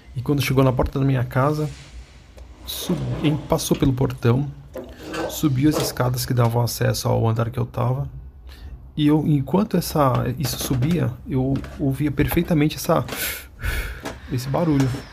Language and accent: Portuguese; São Paulo, Brazil; sou de São Paulo, capital